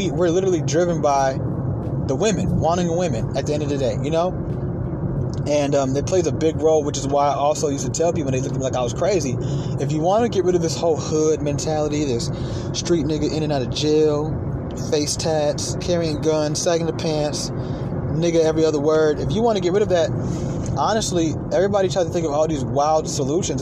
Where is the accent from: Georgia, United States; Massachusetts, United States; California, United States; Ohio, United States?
Georgia, United States; Atlanta; also born or lived in New York; growing up in Atlanta